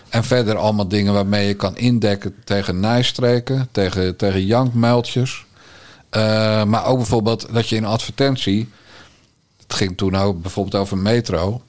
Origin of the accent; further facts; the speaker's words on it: Bergambacht, South Holland, Netherlands; ik ben opgegroeid in Bergambacht, dat weet je, in de Waard